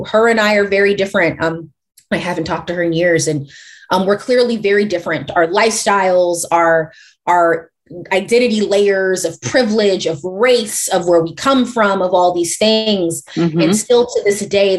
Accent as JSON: {"language": "English", "town": "St. Louis", "region": "Missouri", "country": "United States", "said": "I come from St. Louis."}